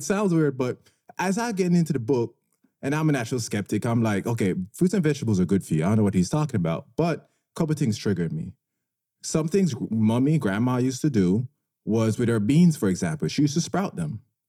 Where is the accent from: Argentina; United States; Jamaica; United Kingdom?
Jamaica; moved away; I grew up in a warmer climate. I grew up in Jamaica, and I played sports growing up.